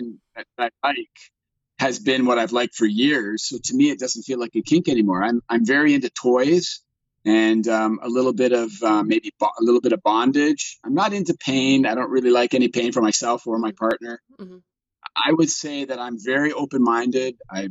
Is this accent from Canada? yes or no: yes; Toronto, Ontario, Canada; I'm a Caucasian, born and raised in Canada. I live in Toronto